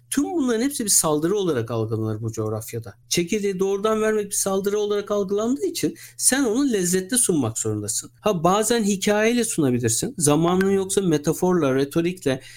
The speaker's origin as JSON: {"language": "Turkish", "region": "Istanbul", "country": "Turkey", "tie": "born or raised there", "said": "1980'de İstanbul'da doğdum"}